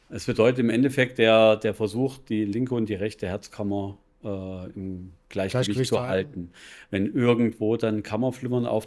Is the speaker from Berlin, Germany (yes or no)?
no; Regensburg, Bavaria, Germany; Äh, ich komme aus Regensburg, bin Finanzberater äh, seit 17 Jahren